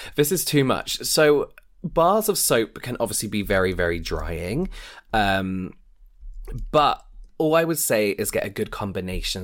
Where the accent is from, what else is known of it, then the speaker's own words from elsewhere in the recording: England, United Kingdom; we're, we're English, so we've been raised not to speak about money